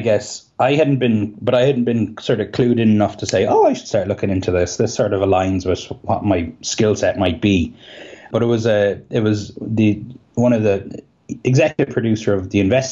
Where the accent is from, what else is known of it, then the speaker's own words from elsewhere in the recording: Cahersiveen, Munster, Ireland; accent: Kerry; moved away; also born or lived in Belfast; I'm from Carseveen in County Kerry